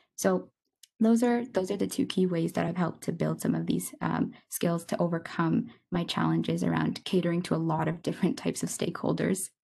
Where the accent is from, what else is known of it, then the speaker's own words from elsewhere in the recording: Kitchener, Ontario, Canada; now in Kingston, Canada; I grew up in Kitchener, Ontario